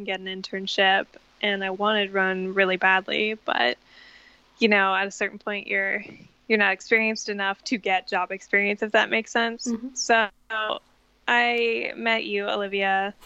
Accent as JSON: {"language": "English", "country": "Canada", "tie": "born or raised there", "moved": "yes", "lives_now": "Brooklyn, United States", "said": "And I'm born and raised in Canada, and I currently live in Brooklyn, New York."}